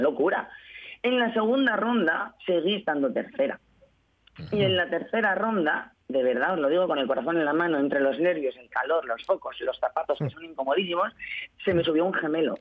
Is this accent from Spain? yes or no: yes; Spain; Soy la única española